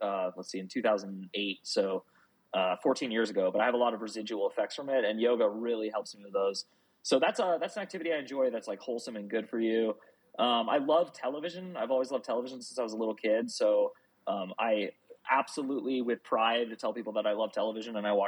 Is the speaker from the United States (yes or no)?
yes; outside of New York City, United States; I was born outside of New York City